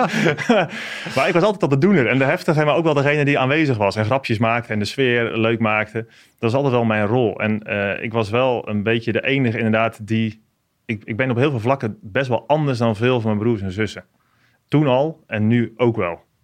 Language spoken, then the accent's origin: Dutch; Apeldoorn, Gelderland, Netherlands; ik kom uit een gezin van tien kinderen. En wij wonen in Apeldoorn op de Veluwe.